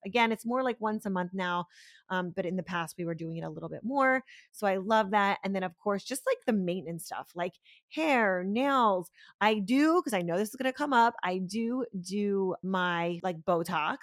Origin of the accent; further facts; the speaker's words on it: Pennsylvania, United States; now in Florida, United States; I grew up in Pennsylvania, I'm not from Florida